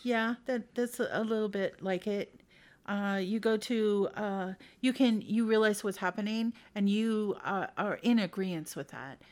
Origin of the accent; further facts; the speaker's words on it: Idaho, United States; I'm from Idaho. Uh, but I went around, I'm, I've been all over the place. But I moved back to Boise in two thousand five